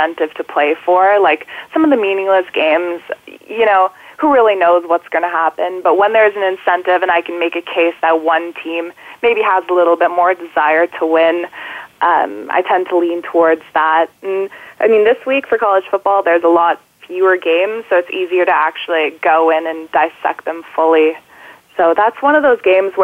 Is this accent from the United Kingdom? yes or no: no; Canada; being Canadian